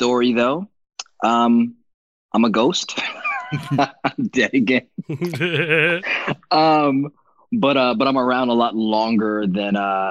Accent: Belize; I'm from Belize

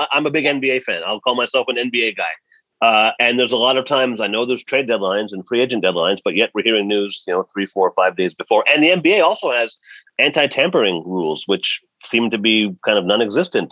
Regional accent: Canada; I'm a Canadian

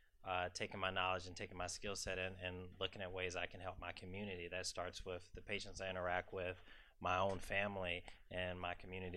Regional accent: South Carolina, United States; accent: southern drawl; now in New York City, United States; A little bit about me, I'm from South Carolina. You may hear a southern drawl as I talk more. I went to medical school in Charleston, and I came up to New York to do my residency at Mount Sinai Hospital.

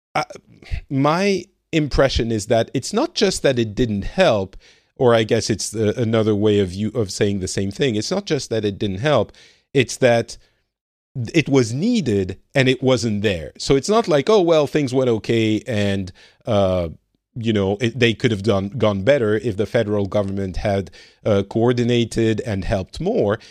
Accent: France; now in Finland

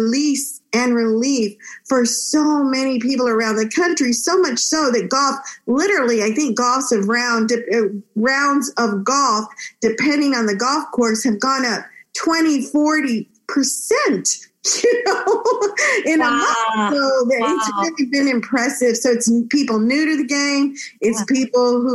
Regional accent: Texas, United States; also born or lived in Monterrey, Mexico; My parents brought me to live in Texas, where I enjoyed growing up in such a bilingual, bicultural state.

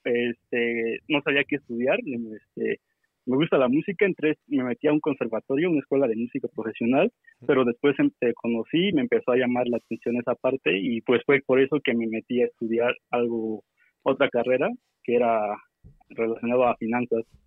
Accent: Oaxaca, Mexico; now in Mexico City, Mexico; soy de Oaxaca

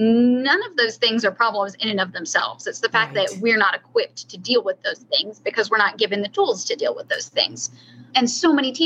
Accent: Florida, United States; moved away; also born or lived in Tennessee; I grew up in Florida, too

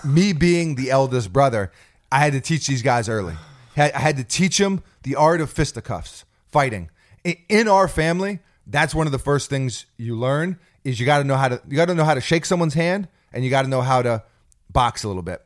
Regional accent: New York City, New York, United States; also born or lived in New Jersey; we moved from New York City out to New Jersey for a small time period, and I went to school out there

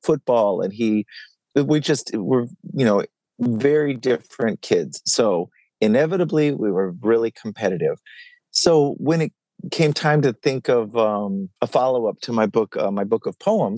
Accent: Dallas, Texas, United States; I grew up in Dallas, and I'm the oldest of three kids

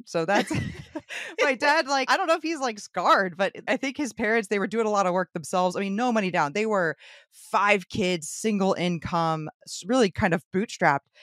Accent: St. Petersburg, Florida, United States; born and raised Saint Petersburg.

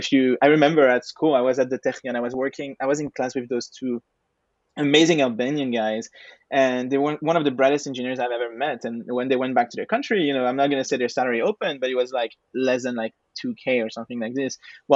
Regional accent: France; moved away; also born or lived in Israel / United States / United Kingdom / Spain; So, you know, I'm a French guy. I mean, I was born in France and then I moved to Israel, to the US, to the UK, to Spain.

